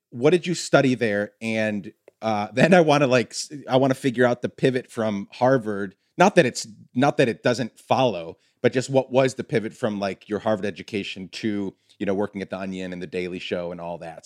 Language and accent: English; Guatemala; moved away; I grew up in Guatemala